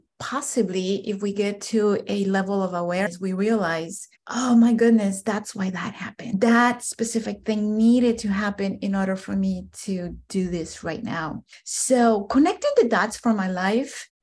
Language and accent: English; Guatemala; now in United States; I'm an immigrant from Central America, more specifically Guatemala. Grew up in extreme poverty